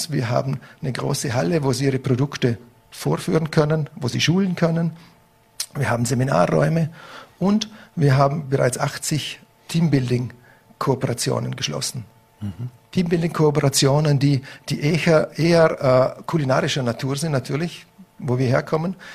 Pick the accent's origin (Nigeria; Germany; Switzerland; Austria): Austria; Vorarlberg; aber ich bin, ich bin Österreicher, ich bin Vorarlberger, ich, ich wohne hier, mein Lebensmittelpunkt ist hier